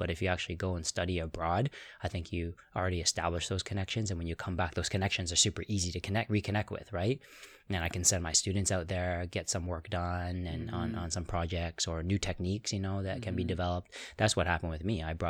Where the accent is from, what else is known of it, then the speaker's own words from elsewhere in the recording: Toronto, Ontario, Canada; Toronto originally